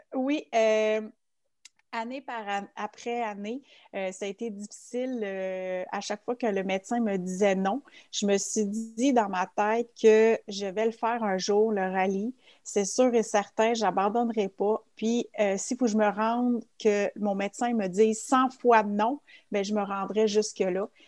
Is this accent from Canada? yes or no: yes; Quebec, Canada; also born or lived in Switzerland; je viens du Québec. Euh, par contre, je suis native de la Suisse. Euh, ça fait 34 ans exactement que je suis au Québec et aujourd'hui, j'ai 35 ans.